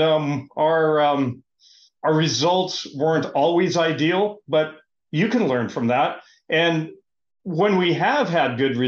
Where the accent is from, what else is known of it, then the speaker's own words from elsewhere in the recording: Half Moon Bay, California, United States; I'm from Half Moon Bay, California, home of the Mavericks surf competition.